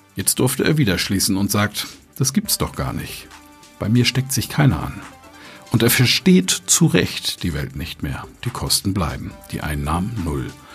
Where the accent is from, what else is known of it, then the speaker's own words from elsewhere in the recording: Germany; wir Deutschen